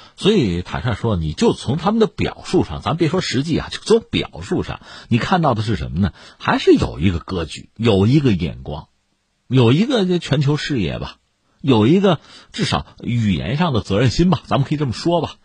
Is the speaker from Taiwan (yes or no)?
no; China; 我们中国人